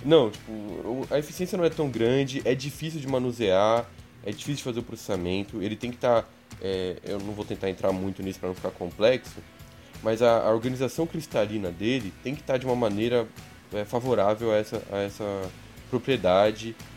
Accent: São Bernardo do Campo, São Paulo, Brazil; sou de São Bernardo mesmo, então conheci ele na escolinha mesmo, ensino fundamental

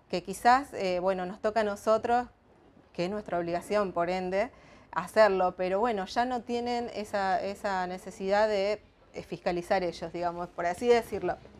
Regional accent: Timbúes, Santa Fe, Argentina; yo soy de Timbúes, es una localidad que está al norte de San Lorenzo

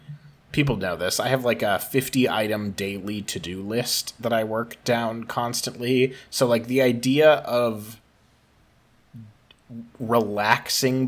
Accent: Minnesota, United States; we are all from Minnesota

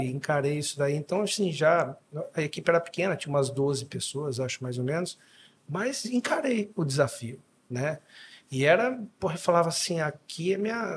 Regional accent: Dois Córregos, São Paulo, Brazil; also born or lived in Jaú / Bauru / Goiás; Me considero natural de dois córregos, que fica do lado. Então minha mãe foi para Jaú só para me ter, mas sou dois corriguense, dois corriguense.

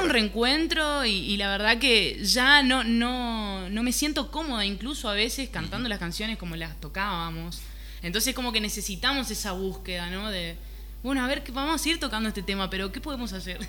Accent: Formosa, Argentina; now in Buenos Aires, Argentina; somos de Formosa, vivimos hace un tiempo ya en Buenos Aires

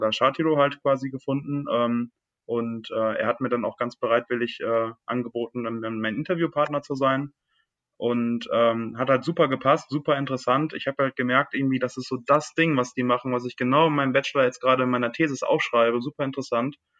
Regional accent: near Düsseldorf, North Rhine-Westphalia, Germany; moved away as an adult; also born or lived in Lake Constance; weg aus meiner Heimat. Ich komme aus der Nähe von Düsseldorf

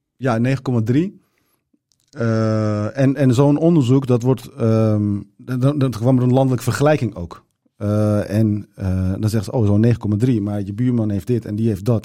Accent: Zaanstad, North Holland, Netherlands; Dutch is a second language; also born or lived in Turkey / Rotterdam; ik ben opgegroeid in Zaanstad.

